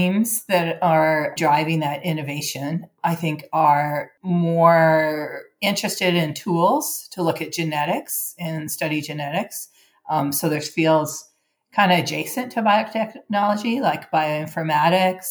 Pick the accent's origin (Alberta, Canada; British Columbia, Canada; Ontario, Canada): British Columbia, Canada; Vancouver; moved away as an adult; now in San Diego, United States; I grew up in Canada and went to high school in Vancouver, which is very near Seattle.